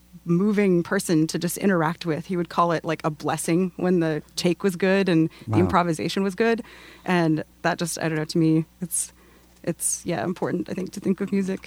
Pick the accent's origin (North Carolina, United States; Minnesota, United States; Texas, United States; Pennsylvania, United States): Texas, United States; I'm from Texas, so it's hard for me to say Pecos, but that's how they say it. I would say Pecos.